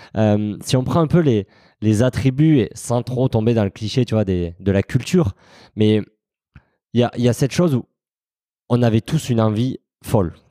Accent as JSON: {"language": "French", "region": "south of France", "country": "France", "tie": "born or raised there", "said": "je suis originaire du, sud de la France, mon accent me, trahit euh, parfois"}